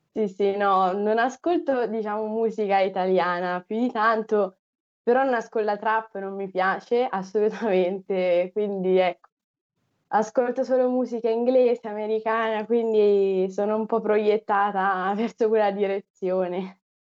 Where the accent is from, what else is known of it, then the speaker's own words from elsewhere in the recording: Assisi, Umbria, Italy; also born or lived in Rome; Sono nata a Roma, però poi mi sono trasferita all'età di otto anni ad Assisi, in Umbria